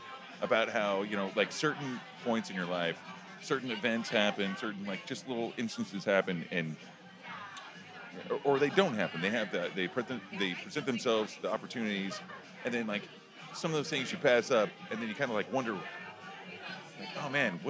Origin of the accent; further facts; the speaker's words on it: Oklahoma, United States; My thing is I'm from Oklahoma, so I take shots the way I dance.